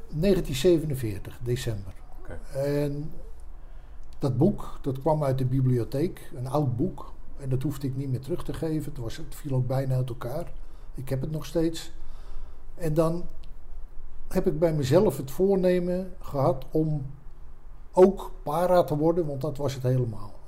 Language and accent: Dutch; Haarlem, North Holland, Netherlands; also born or lived in Amstelveen; Ik ben geboren in eh, Amstelveen en op vijf of zesjarige leeftijd verhuisd naar Haarlem